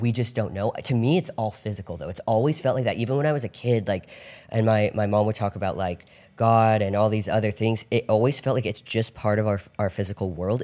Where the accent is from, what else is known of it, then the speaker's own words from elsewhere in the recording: Orange County, California, United States; I grew up in Orange County